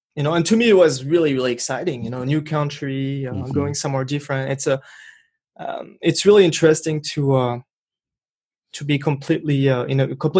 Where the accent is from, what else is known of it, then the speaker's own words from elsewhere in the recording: Brittany, France; accent: French; English is a second language; moved away as an adult; now in Rochester, United States; I was born in France, born and raised in France. I grew up there. I spent 23 years in the northwestern part of France called Bretagne, Brittany.